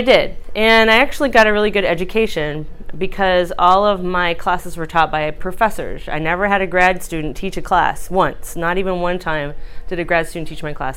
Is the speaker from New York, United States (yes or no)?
no; Brownwood, Texas, United States; moved away as an adult; also born or lived in Pennsylvania / Florida; now in Youngstown, United States; I grew up in Central Texas. I grew up in a town called Brownwood, Texas, which claims to be the heart of Texas.